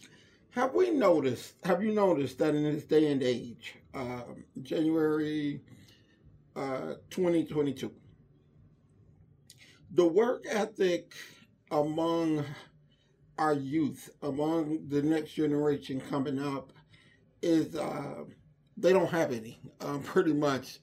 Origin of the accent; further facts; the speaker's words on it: Inglewood, California, United States; I was born and raised in the Inglewood area or in Inglewood.